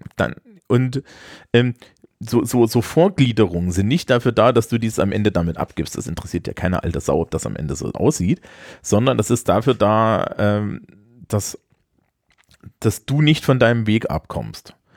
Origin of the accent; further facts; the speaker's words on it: East Germany, Germany; dafür komme ich zu sehr aus der DDR